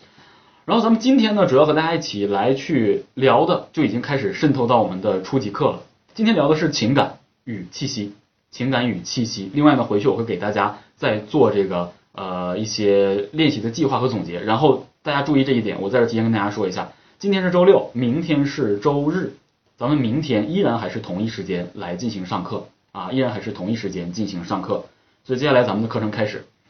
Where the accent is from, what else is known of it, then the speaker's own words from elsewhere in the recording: Northeast China, China; 我们东北人讲格路